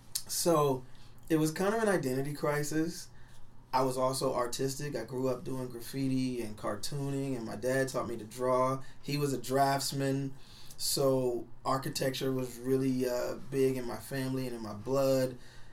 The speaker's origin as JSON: {"language": "English", "town": "Omaha", "region": "Nebraska", "country": "United States", "tie": "born or raised there", "said": "I was kind of an outcast in a different way growing up because I'm from North Omaha."}